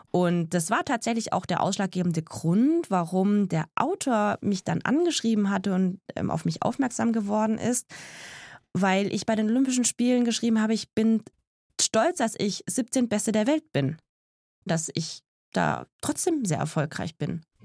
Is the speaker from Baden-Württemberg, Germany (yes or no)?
yes; Tübingen, Baden-Württemberg, Germany; also born or lived in Eningen; now in Stuttgart, Germany; ich bin in Tübingen geboren und lebe in Stuttgart